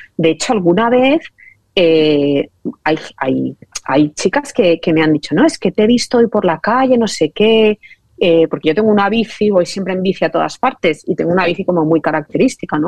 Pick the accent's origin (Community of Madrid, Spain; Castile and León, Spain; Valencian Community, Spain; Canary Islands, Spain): Valencian Community, Spain; Valencia; yo soy valenciana de toda la vida